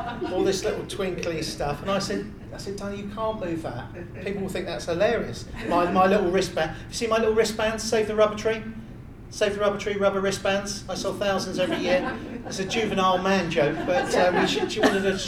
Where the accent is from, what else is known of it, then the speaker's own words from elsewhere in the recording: Bournemouth, South West England, United Kingdom; moved away; also born or lived in Littlehampton, Sussex; I'm from Bournemouth originally. I moved to Littlehampton in Sussex